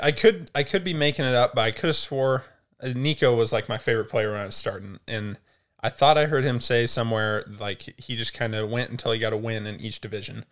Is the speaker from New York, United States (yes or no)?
no; Altoona, Iowa, United States; technically Altoona, Iowa, it's like a little suburb